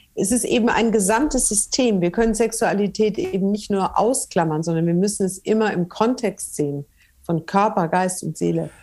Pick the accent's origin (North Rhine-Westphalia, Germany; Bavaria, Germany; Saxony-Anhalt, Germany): Bavaria, Germany; Franconia; moved away; also born or lived in northern Germany; ich bin ja Fränkin